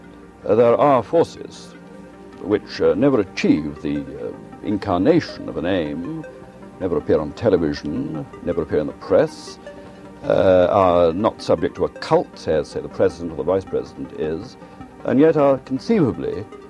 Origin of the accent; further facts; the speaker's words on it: England, United Kingdom; moved away as an adult; now in United States; I'm a comparative stranger here. I'm an Englishman. I'm not American at all.